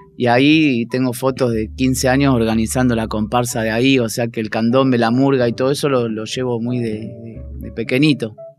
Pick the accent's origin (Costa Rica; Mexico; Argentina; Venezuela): Argentina; Buenos Aires; moved away as an adult; also born or lived in Barcelona; now in Switzerland; nosotros somos todos de Parque Chacabuco, de Boedo e hinchas de San Lorenzo